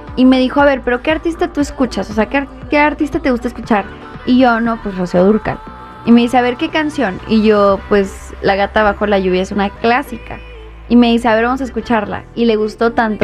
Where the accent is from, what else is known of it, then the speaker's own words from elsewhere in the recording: Los Angeles, California, United States; moved away; Yo nací en Los Ángeles. Esta es mi casa